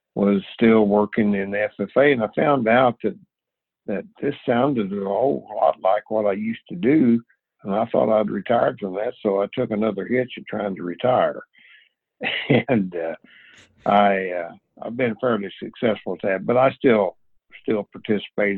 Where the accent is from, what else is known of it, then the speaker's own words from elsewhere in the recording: Missouri, United States; moved away; we're both from Missouri